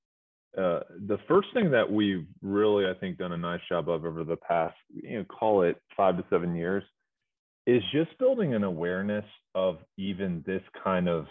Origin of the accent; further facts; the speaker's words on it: Greensboro, North Carolina, United States; moved away as an adult; born and raised in Greensboro, but went away for roughly 15 years before moving back